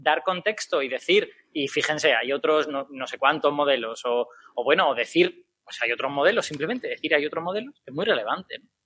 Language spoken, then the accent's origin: Spanish; Castellón de la Plana, Valencian Community, Spain; yo soy de Castellón